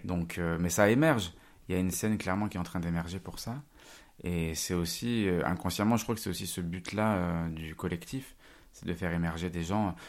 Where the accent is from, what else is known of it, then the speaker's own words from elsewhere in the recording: Rive-de-Gier, Auvergne-Rhône-Alpes, France; now in Lyon, France; Je viens d'une petite ville de la Loire qui s'appelle, euh, Rive de Gier